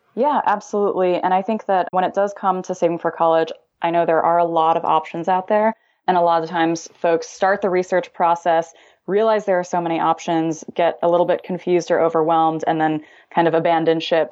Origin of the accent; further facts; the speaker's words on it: Illinois, United States; now in California, United States; I'm originally from Illinois